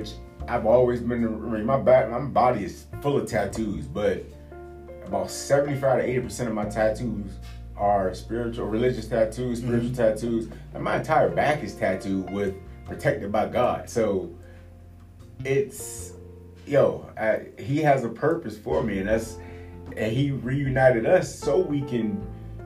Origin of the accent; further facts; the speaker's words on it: Virginia, United States; I'm from Virginia